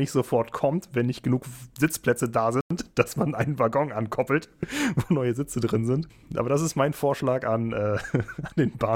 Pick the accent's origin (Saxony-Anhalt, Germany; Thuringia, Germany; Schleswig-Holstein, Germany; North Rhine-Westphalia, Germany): Schleswig-Holstein, Germany; Also das kennt man als Schleswig-Holsteiner, wenn man hin und wieder äh, die dänischen Bahnen benutzt.